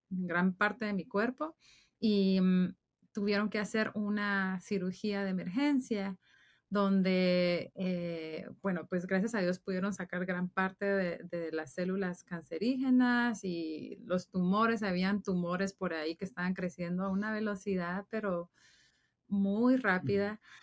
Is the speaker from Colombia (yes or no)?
no; Guatemala; moved away as an adult; now in Dallas, United States; yo soy de Guatemala